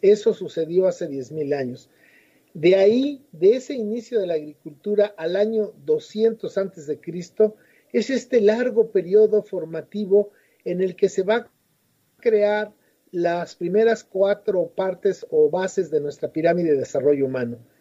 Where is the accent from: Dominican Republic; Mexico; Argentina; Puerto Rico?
Mexico; Mexico City; moved away as an adult; also born or lived in Madrid, Spain; now in Oaxaca, Mexico; yo nací en la Ciudad de México hace 67 años y hasta los 25 viví ahí